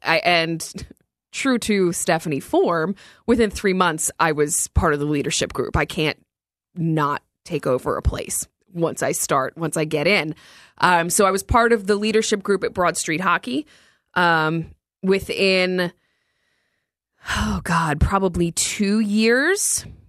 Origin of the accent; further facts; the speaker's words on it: New Jersey, United States; I grew up in North Jersey